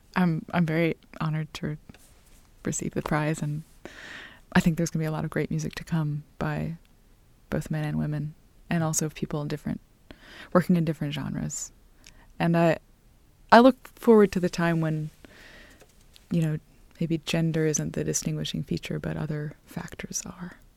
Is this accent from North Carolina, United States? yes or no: yes; Greenville, North Carolina, United States; I grew up in Greenville, North Carolina